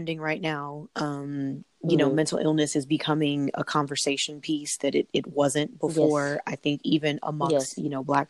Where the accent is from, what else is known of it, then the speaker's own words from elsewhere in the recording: California, United States; I'm from California